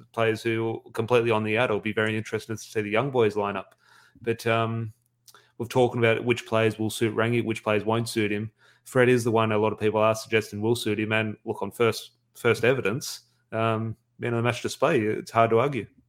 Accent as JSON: {"language": "English", "country": "Australia", "said": "as an Australian fan"}